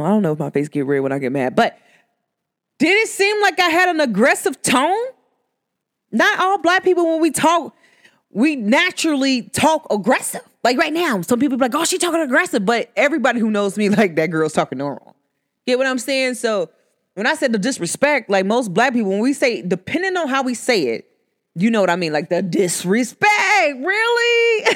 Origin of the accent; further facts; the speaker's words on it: United States; accent: country; I, myself, I'm from America, but I don't speak your proper English